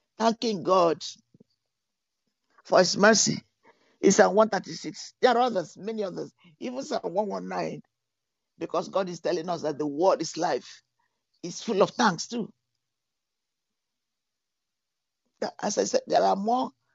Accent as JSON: {"language": "English", "country": "Nigeria", "moved": "yes", "lives_now": "Europe", "said": "I'm from Nigeria"}